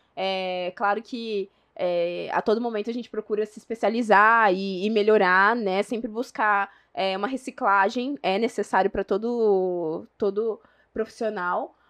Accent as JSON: {"language": "Portuguese", "town": "São José do Rio Preto", "region": "São Paulo", "country": "Brazil", "accent": "mineiro", "said": "eu sou de São José do Rio Preto"}